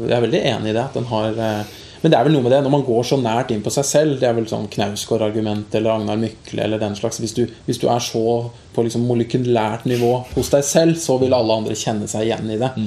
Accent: Eidsvoll, Akershus, Norway; now in Oslo, Norway; har jo ikke vokst opp i Oslo, jeg er fra Eidsvoll.

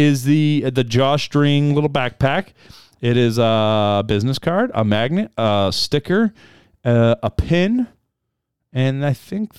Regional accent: New Jersey, United States; accent: Jersey accent; Because I'm from Jersey, and not just from Jersey, but from South Jersey. I have a horrible Jersey accent.

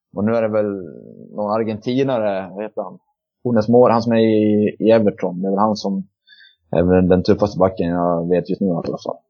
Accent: Borlänge, Dalarna County, Sweden; jag kommer från Borlänge och bor för tillfället i Borlänge

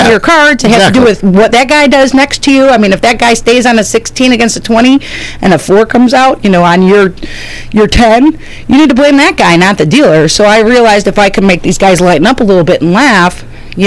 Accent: 40 miles from Chicago, Illinois, United States; I lived in the 40 miles from Chicago

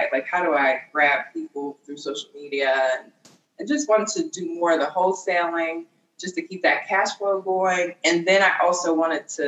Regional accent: Pittsburgh, Pennsylvania, United States; moved away as an adult; also born or lived in California; now in Pittsburgh, United States; So I used to live in California, so I'm from Pittsburgh, and I moved to California

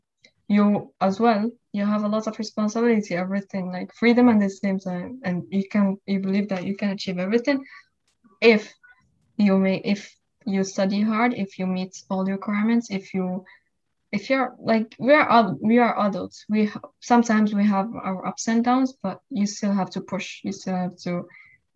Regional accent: Morocco; moved away as an adult; now in United States; I'm originally from Morocco. I came at the age of 18

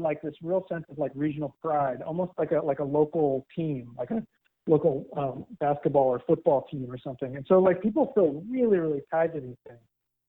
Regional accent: Northeast, United States; And I grew up in the Northeast, we have Dunkin' Donuts.

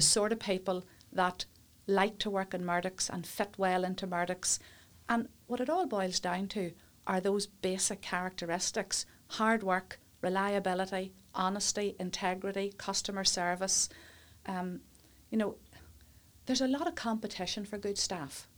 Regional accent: Warrenpoint, Northern Ireland, United Kingdom; also born or lived in Coleraine / England / Newry; born and brought up in Warren Point

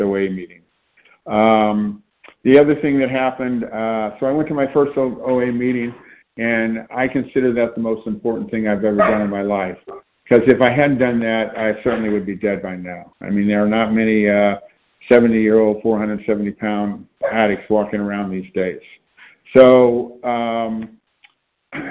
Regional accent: Shreveport, Louisiana, United States; moved away as an adult; also born or lived in Santa Barbara, California / Oakland, California; I grew up in Louisiana, in Shreveport, Louisiana, which is northern Louisiana.

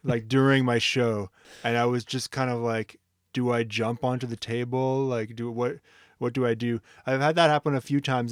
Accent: Ottawa, Ontario, Canada; moved away; I'm from Ottawa

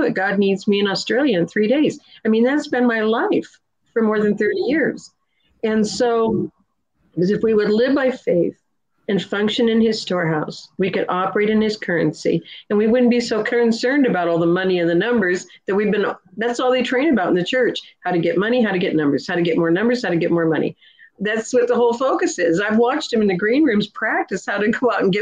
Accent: Nebraska, United States; also born or lived in California; now in Georgia, United States; I'm just a farmer's daughter from Nebraska.

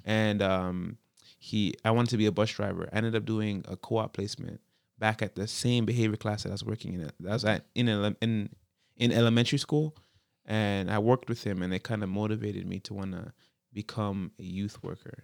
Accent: Toronto, Ontario, Canada; born and raised in the Jane Finch, uh, area

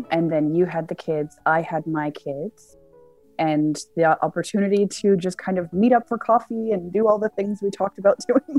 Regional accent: Windsor, Ontario, Canada; I was born in Windsor, which is right across the border to Detroit, Michigan, in the States.

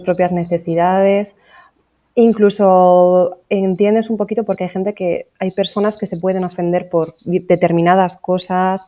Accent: Asturias, Spain; now in Orihuela Costa, Spain; Originariamente, la verdad es que no soy de aquí, en realidad yo soy de Asturias

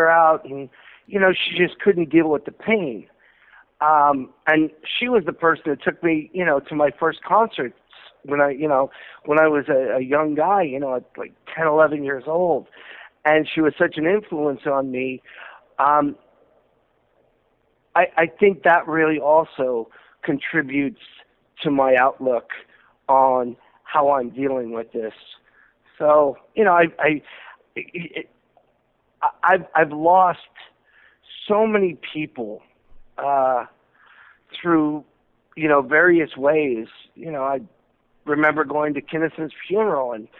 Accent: Southfield, Michigan, United States; when I first realized that I wanted to be a showman and I wanted to be an entertainer, it was in Southfield, Michigan

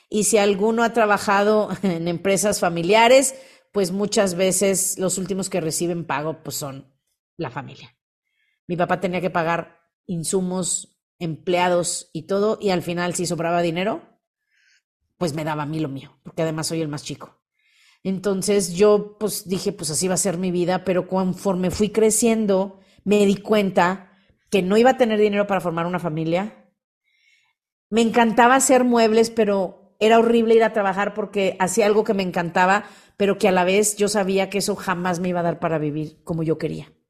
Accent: Mérida, Yucatán, Mexico; soy de Mérida, y les cuento, yo antes de, estar aquí me dedicaba a los muebles, mi papá tiene una fábrica de muebles.

